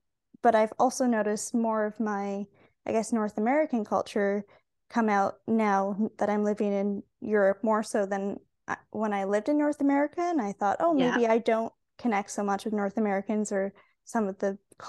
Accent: Singapore; of some Canadian traditions with us to wherever we went, but then also experiencing Asian culture, growing up in Singapore and Asian food and attending an international school

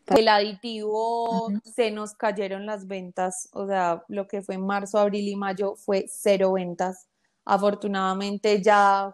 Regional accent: Colombia; como buenos colombianos le creemos

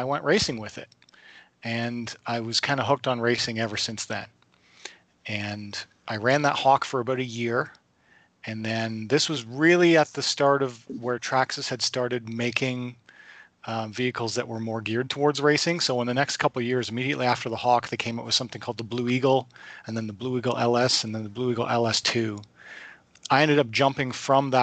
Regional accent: Lindsay, Ontario, Canada; I'm from Lindsay, Ontario area, the Kawartha Lakes area, not too far from Toronto

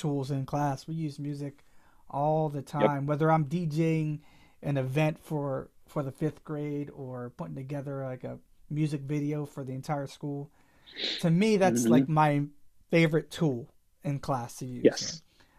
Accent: Vineland, New Jersey, United States; my hometown of Vineland.

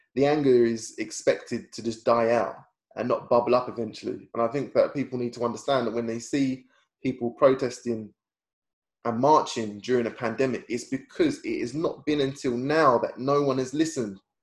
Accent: United Kingdom; we, as British people

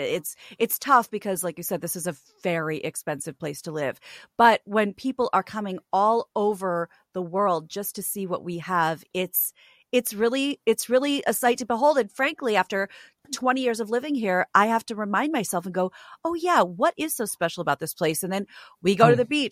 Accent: Midwest, United States; now in Los Angeles, United States; I'm not from here. I'm from the Midwest. I'm from a very landlocked place.

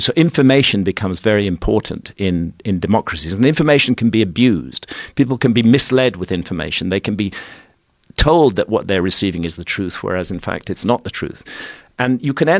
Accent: United Kingdom; I'm British, but America has become a very central part of my life

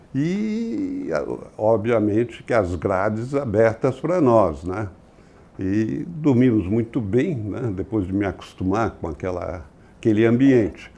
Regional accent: São Paulo, Brazil; also born or lived in Rio de Janeiro; eu nasci no Rio de Janeiro, mas vim para São Paulo quando eu tinha sete anos. Ah. Consequentemente, a minha criação é paulista.

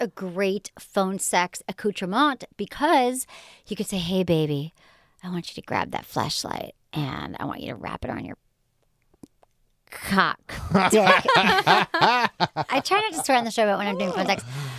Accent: Australia; And I'm from Australia.

